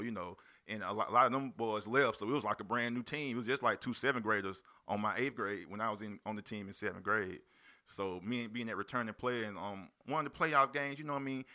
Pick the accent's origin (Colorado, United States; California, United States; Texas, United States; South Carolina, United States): South Carolina, United States; Union; also born or lived in Spartanburg, South Carolina; Spartanburg, South Carolina. Grew up in Union. I ain't gonna just claim Union for Union. My dad from Union, but I was born in Spartanburg, South Carolina. Currently still stay in Spartanburg.